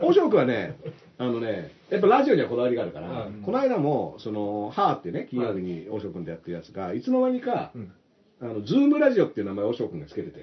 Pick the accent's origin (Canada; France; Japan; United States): France; フランス生まれ、父親が朝日